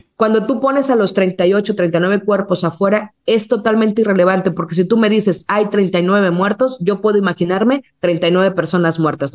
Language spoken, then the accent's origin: Spanish; Mexico